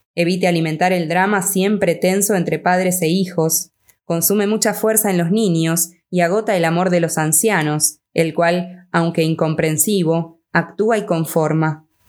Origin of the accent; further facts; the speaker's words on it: Argentina; yo soy de Argentina